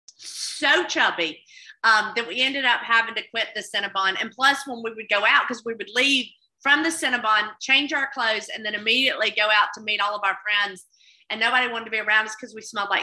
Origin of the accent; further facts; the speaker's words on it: Mississippi Delta, United States; also born or lived in Oxford, Mississippi; growing up in the Delta